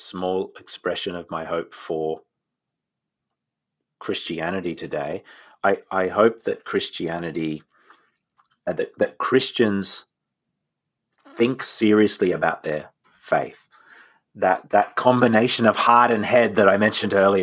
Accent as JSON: {"language": "English", "country": "Australia", "said": "I'm an Australian"}